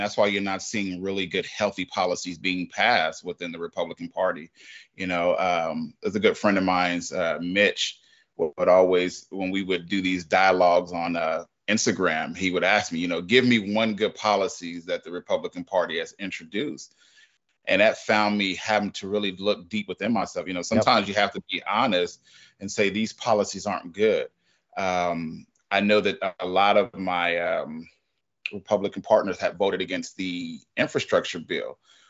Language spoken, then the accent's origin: English; California, United States; I grew up in that. You know, I grew up in California. I watched the crack epidemic.